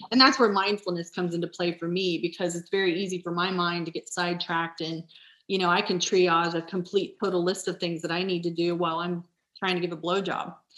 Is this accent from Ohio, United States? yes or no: yes; Nashport, Ohio, United States; I grew up in Nashport